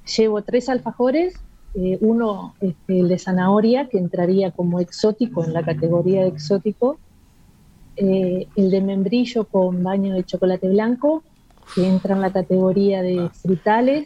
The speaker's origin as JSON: {"language": "Spanish", "country": "Uruguay", "said": "soy la única uruguaya"}